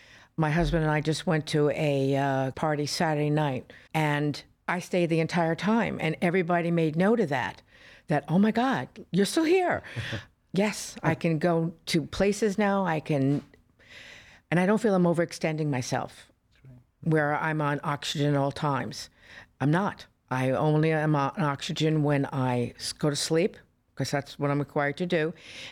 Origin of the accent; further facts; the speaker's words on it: Florida, United States; I'm from Florida. I was raised in Florida. I don't know any weather but Florida.